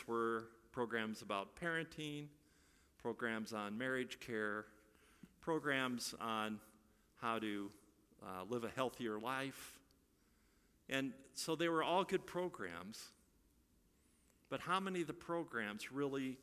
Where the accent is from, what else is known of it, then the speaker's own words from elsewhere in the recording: Iowa, United States; moved away; I'm from Iowa